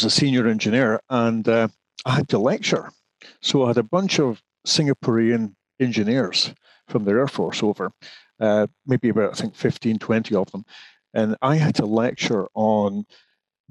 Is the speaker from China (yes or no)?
no; Scotland, United Kingdom; moved away as an adult; also born or lived in Glasgow / Edinburgh; now in England; I'm originally Scottish